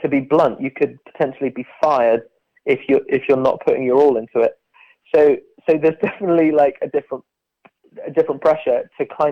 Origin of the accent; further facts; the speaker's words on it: Bath, South West England, United Kingdom; moved away as an adult; also born or lived in London; I'm from Bath in southwest England.